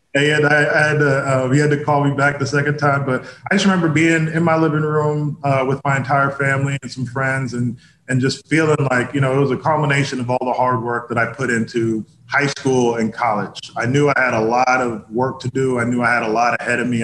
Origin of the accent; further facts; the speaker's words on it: Indianapolis, Indiana, United States; moved away as an adult; also born or lived in Boston / New York; I was born in Indianapolis